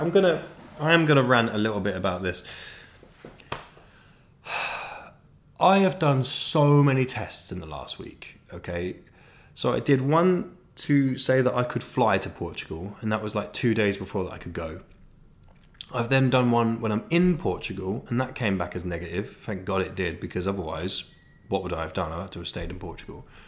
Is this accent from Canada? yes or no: no; South of England, United Kingdom; now in Manchester, United Kingdom; I'm from the South. But I would like to clarify, I'm now a northerner.